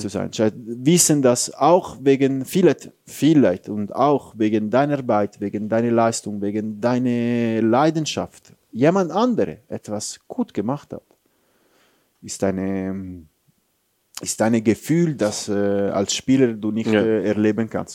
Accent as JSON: {"language": "German", "country": "Italy", "second_language": "German", "moved": "as an adult", "lives_now": "Switzerland", "said": "ich bin ein stolzer Italiener"}